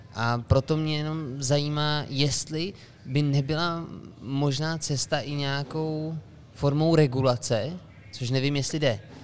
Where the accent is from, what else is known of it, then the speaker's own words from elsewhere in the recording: Czechia; my jako Češi